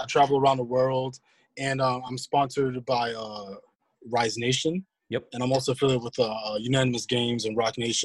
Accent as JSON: {"language": "English", "town": "New York City", "region": "New York", "country": "United States", "said": "I'm from Queens"}